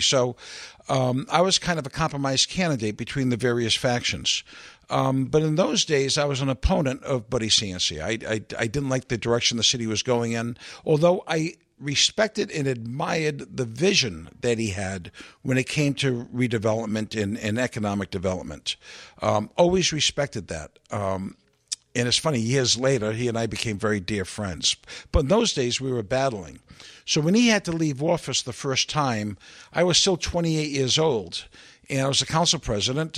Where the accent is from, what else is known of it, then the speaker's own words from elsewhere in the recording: Providence, Rhode Island, United States; I'm born and bred in Providence